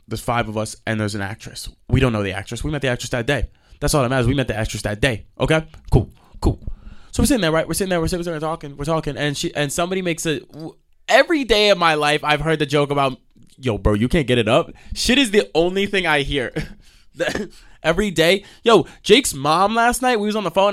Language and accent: English; New York, United States; I'm from New York